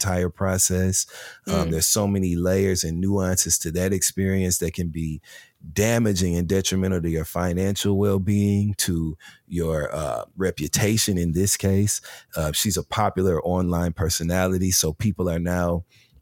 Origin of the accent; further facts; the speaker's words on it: Michigan, United States; I'm from Michigan